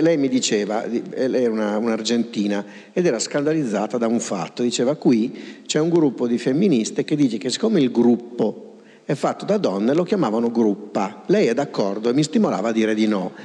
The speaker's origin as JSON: {"language": "Italian", "town": "Pavia", "region": "Lombardy", "country": "Italy", "said": "io sono di Pavia"}